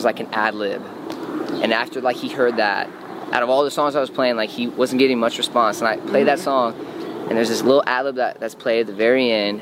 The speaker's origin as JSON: {"language": "English", "town": "St. Louis", "region": "Missouri", "country": "United States", "moved": "as an adult", "lives_now": "Los Angeles, United States", "said": "I came from St. Louis out of my mom's basement where I was working"}